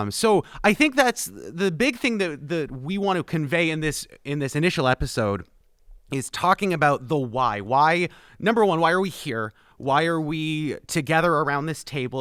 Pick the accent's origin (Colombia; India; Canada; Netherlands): Canada; moved away as an adult; now in Plattsburgh, United States; I am the Canadian, so I was born and raised, um, outside of this country, but was brought uh, to the North Country about four years ago